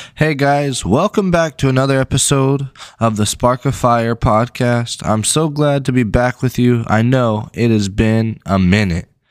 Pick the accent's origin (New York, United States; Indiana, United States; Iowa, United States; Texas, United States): Texas, United States; West; now in East Texas, United States; I'm from West Texas